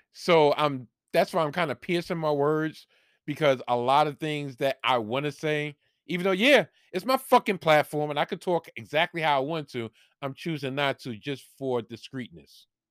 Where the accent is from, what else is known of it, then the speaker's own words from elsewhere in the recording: New York, United States; here in my home state, in my home city in New York